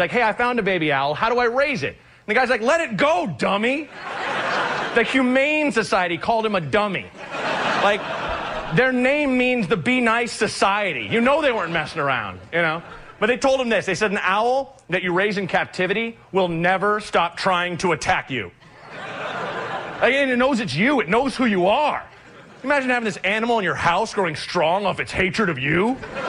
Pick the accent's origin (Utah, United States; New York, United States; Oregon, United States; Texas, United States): Oregon, United States; I'm from Oregon.